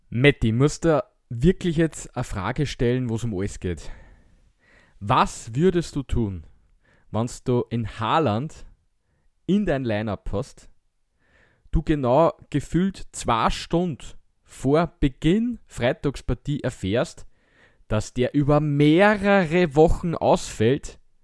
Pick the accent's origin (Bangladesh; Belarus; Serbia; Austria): Austria; wir als Österreicher